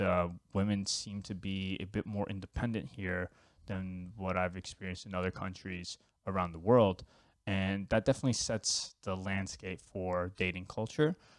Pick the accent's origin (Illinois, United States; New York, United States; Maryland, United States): New York, United States; now in Finland; I'm originally from New York